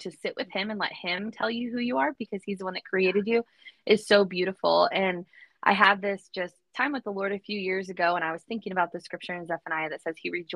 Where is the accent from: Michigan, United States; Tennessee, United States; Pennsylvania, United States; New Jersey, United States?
Michigan, United States; Southwest; I'm the girl from Southwest Michigan who had dreams to move away. And guess what? I'm still in Michigan